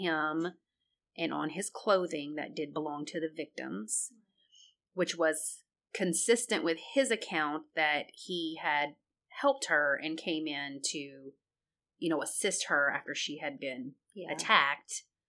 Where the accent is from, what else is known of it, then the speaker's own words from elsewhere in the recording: Memphis, Tennessee, United States; Well, Memphis, I'm from Memphis.